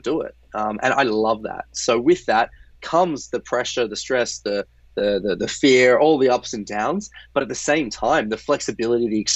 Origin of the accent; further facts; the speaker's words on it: Australia; moved away; I'm originally Australian